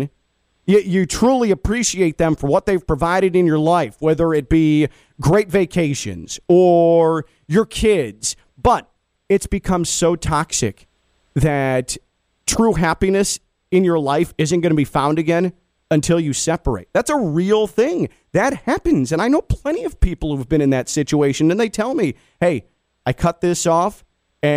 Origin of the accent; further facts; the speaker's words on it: Chicago, Illinois, United States; as a Chicagoan